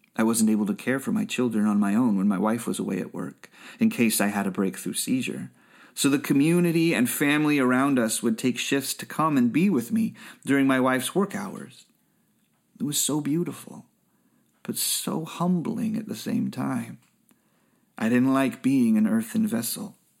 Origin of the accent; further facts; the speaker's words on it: Bay Area, California, United States; I grew up in the Bay Area